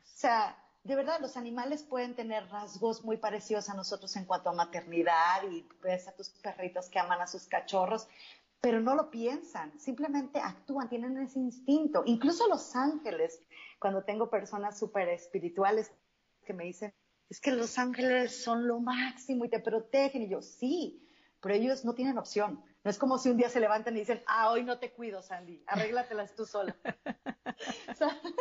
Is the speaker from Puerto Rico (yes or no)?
no; Mexico; yo crecí en un pueblito en México.